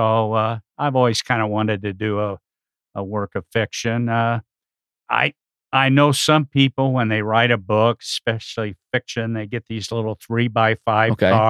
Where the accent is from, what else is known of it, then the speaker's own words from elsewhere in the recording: Kokomo, Indiana, United States; moved away as an adult; also born or lived in New Castle, Indiana / West Lafayette, Indiana / Crawfordsville, Indiana / Galesburg, Illinois; now in South Bend, United States; And then in fifth grade, we moved back to Indiana, to Kokomo, Indiana. And I went to high school there, kind of consider it my hometown.